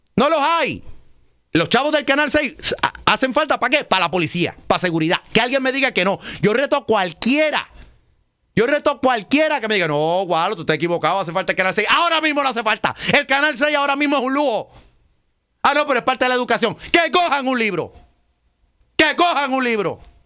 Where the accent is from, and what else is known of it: Puerto Rico